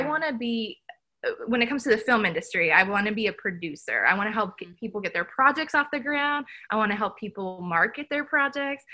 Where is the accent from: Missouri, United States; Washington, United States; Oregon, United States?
Missouri, United States; Kansas City; Kansas City is wonderful. I love it. It's my hometown